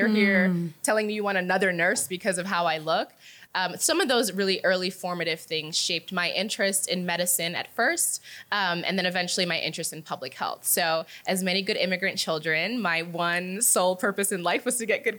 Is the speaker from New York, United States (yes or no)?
no; New Jersey, United States; moved away as an adult; also born or lived in Nigeria; now in Kenya; growing up in the US, growing up in New Jersey